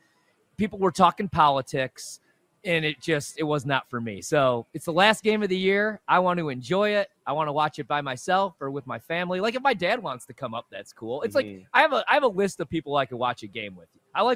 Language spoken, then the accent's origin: English; Midwest, United States; I'm from the Midwest.